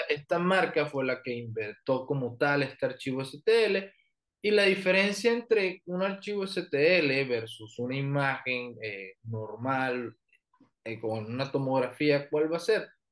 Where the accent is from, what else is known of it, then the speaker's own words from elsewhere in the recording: Barranquilla, Atlántico, Colombia; moved away as an adult; now in Mexicali, Mexico; Soy de Colombia, soy del norte, que es de eh, Barranquilla